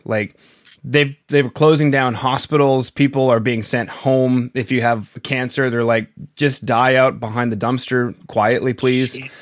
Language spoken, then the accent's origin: English; Canada; being Canadian